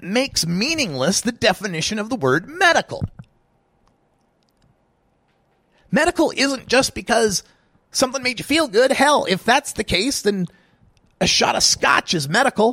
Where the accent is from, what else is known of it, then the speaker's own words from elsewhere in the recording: Oregon, United States; here in the Pacific time zone and my home state of Oregon